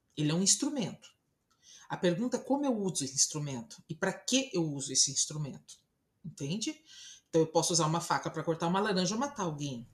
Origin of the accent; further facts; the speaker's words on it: Brazil; eu sou brasileira